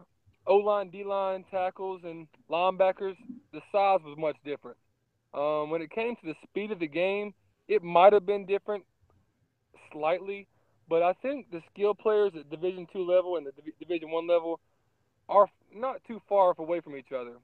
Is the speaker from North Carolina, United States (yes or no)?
yes; Charlotte, North Carolina, United States; I'm from Charlotte.